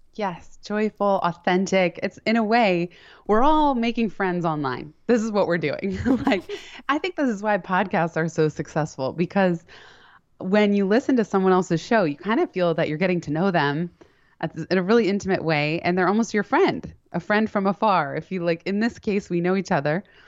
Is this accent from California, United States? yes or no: yes; San Francisco, California, United States; also born or lived in Palo Alto; now in New York City, United States; I grew up in San Francisco and Palo Alto